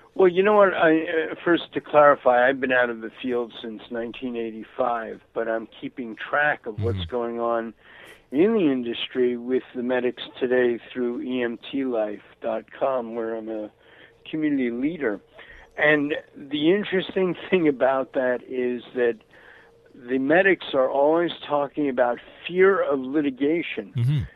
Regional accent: New York City, New York, United States; moved away; also born or lived in Florida / Santa Barbara, California; growing up in Brooklyn, mm-hmm. in the 1950s.

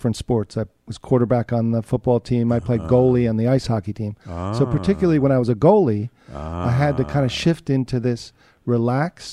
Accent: Summit, New Jersey, United States; I grew up in New Jersey, right next door

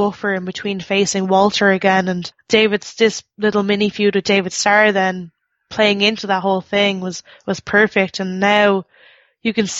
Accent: Ireland; I'm Irish

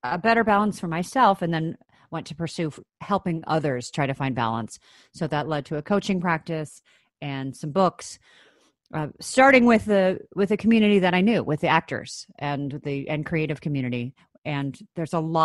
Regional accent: Chicago, Illinois, United States; I grew up in Chicago, Illinois, in the States

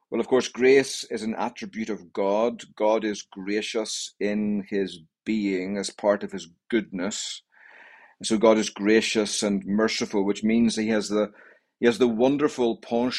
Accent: Northern Ireland, United Kingdom; moved away as an adult; now in Greensboro, United States; I come from Northern Ireland, and in Northern Ireland, I was a member of the Evangelical Presbyterian Church

